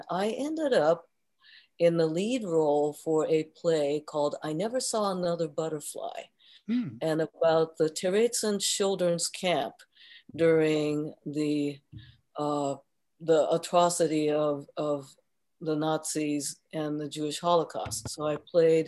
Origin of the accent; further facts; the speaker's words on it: Tokyo, Japan; moved away; also born or lived in Kyoto, Japan; So when I grew up in Japan, born in Kyoto and raised in Tokyo